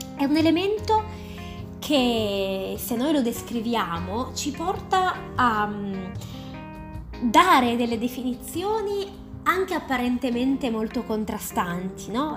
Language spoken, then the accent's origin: Italian; Turin, Piedmont, Italy; sono di Torino